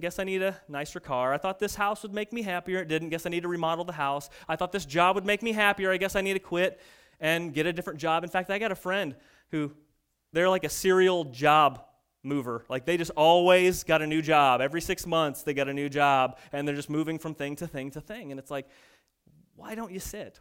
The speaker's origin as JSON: {"language": "English", "country": "United States", "said": "we're American"}